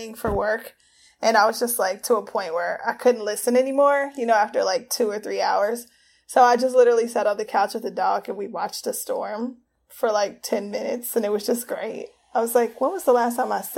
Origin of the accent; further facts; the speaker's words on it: Cincinnati, Ohio, United States; I'm from the Midwest, and in Ohio